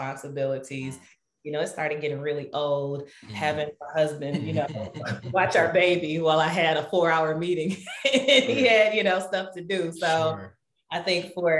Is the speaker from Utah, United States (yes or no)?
no; Detroit, Michigan, United States; now in Madison, United States; I'm originally from Detroit, Michigan. So that's how I know Eric, went to high school together